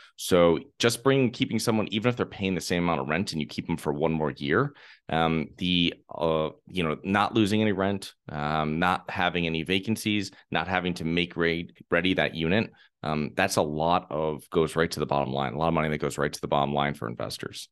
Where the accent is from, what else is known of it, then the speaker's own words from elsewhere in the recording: Connecticut, United States; moved away; I'm originally from Connecticut.